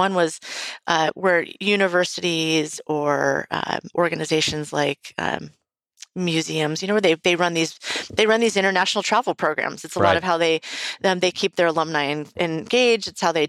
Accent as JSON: {"language": "English", "town": "Tarzana", "region": "California", "country": "United States", "tie": "born there", "said": "Well, I was born in Tarzana, California."}